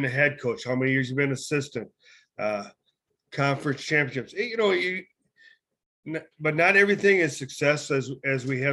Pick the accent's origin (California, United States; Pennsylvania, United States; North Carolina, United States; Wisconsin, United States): Wisconsin, United States; Southwest; now in Northern Wisconsin, United States; I'm from the Southwest and now I'm up North